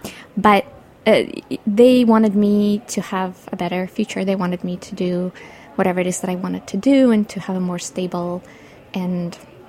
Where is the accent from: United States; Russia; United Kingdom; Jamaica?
Russia; Saint Petersburg; born there; moved away; Well, I was born in St. Petersburg, and my family and I immigrated in December of 88.